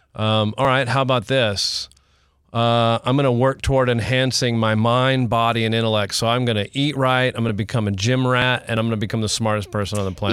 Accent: Houston, Texas, United States; I'm from Houston, not Oklahoma.

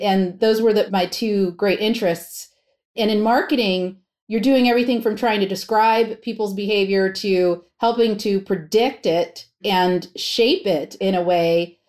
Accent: Pennsylvania, United States; also born or lived in New York; even though I was born in New York, my formative years and my school years were in Pennsylvania

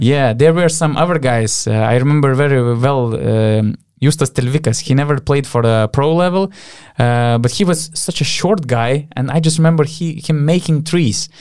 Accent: Panevėžys, Panevėžys County, Lithuania; in Panevėžys, in my hometown

